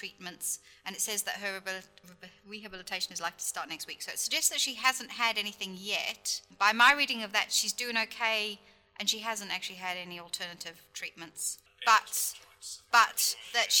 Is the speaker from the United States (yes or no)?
no; United Kingdom; as a Brit